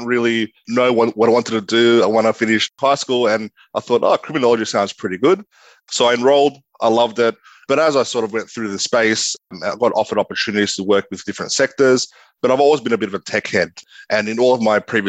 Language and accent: English; Sydney, New South Wales, Australia; I grew up in Western Sydney. I went to both primary and high school in Western Sydney.